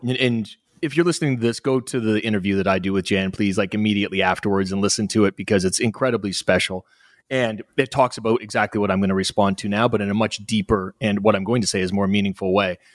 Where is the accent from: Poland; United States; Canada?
Canada; Halifax, Nova Scotia; accent: North American; moved away; also born or lived in Australia; I'm from Halifax, Nova Scotia